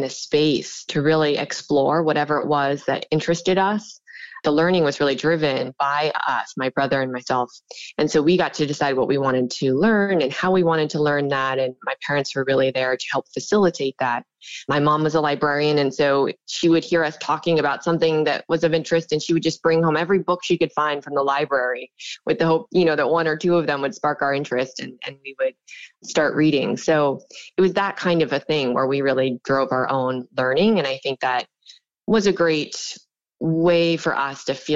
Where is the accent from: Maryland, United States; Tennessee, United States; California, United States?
California, United States; Sierra City; moved away as an adult; now in New York, United States; I'm actually from Northern California. I grew up in a small log cabin that my parents built in the middle of the mountains in Northern California